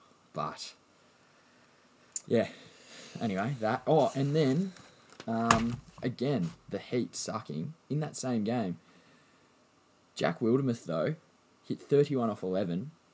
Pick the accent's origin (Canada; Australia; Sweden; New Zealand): Australia; as an Australian, you just want roads.